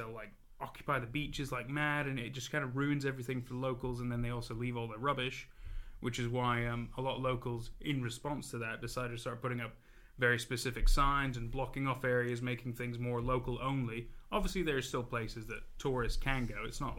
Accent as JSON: {"language": "English", "country": "United States", "tie": "born or raised there", "also_born_or_lived": "England", "accent": "funky accent", "said": "I was born in England, but raised in America. So, I apologize if I've got a funky accent."}